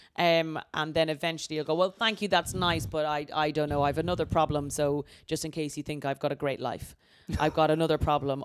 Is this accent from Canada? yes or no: no; Ireland; moved away; I was from Ireland